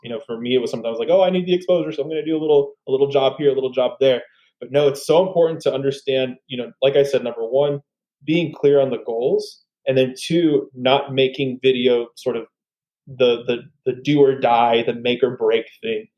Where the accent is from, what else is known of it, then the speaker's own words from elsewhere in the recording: San Antonio, Texas, United States; I'm originally from San Antonio